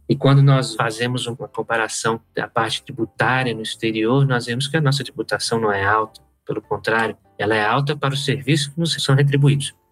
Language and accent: Portuguese; Brasília, Federal District, Brazil; Aqui em Brasília, minha terra